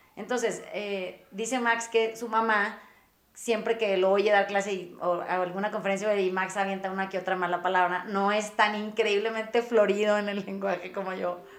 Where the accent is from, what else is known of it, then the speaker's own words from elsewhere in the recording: Mazatlán, Sinaloa, Mexico; yo crecí en Mazatlán